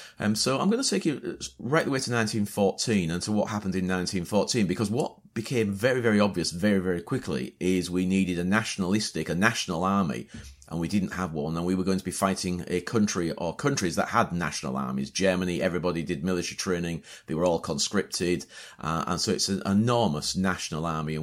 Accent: Hull, Yorkshire and the Humber, United Kingdom; also born or lived in Beverley; My father was born in Hull as well, my grandfather. So yeah, so Hull's my hometown.

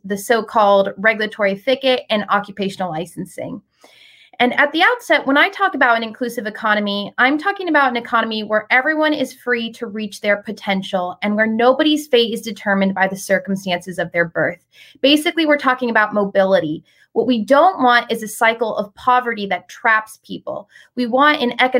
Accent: Palm Desert, California, United States; my hometown of Palm Desert

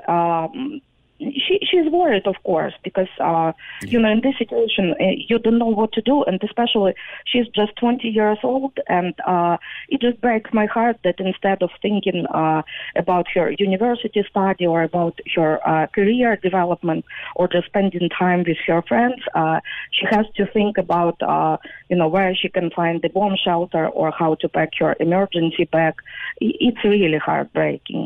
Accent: Ukraine; moved away as an adult; now in Youghal, Ireland; I am from Ukraine

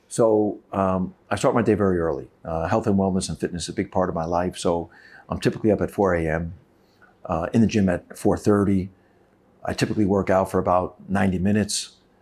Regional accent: United States; my brother and I grew up in a single parent family, and, and we found sport to be our outlet. And, and we always loved sport. Uh, basketball was our passion, you know, growing up in America

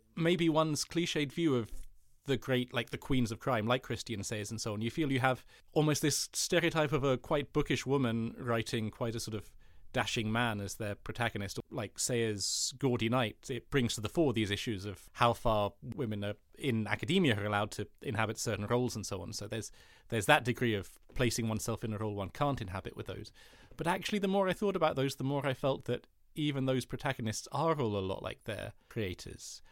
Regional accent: United Kingdom; I have Danish heritage, like my, that's, but I have a German passport as well as a British one. And so, like, and I was I've always lived in this country, which is the U K

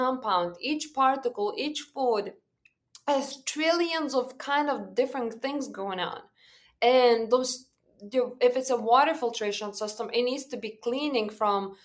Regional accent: Lithuania; moved away; I was born and raised back home in Lithuania

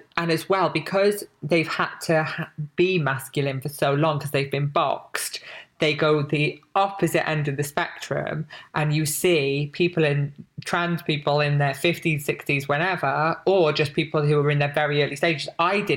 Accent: Barry, Wales, United Kingdom; I'm from Wales, lived in this town in Wales.

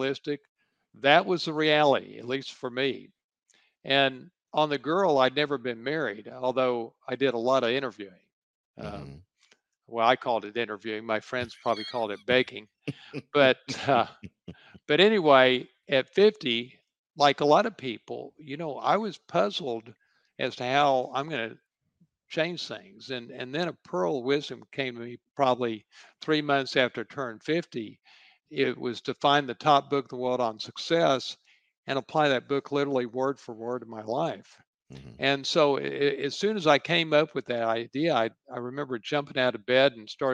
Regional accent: Dallas, Texas, United States; I grew up in Dallas

